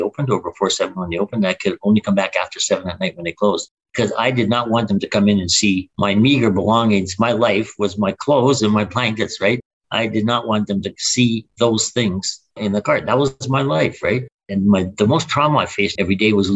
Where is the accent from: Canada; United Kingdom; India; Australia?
Canada; Winnipeg, Manitoba; also born or lived in Vancouver; I was born in Winnipeg, and I only spent 4 years outside of Winnipeg when I moved to Vancouver in the late 80s, early 90s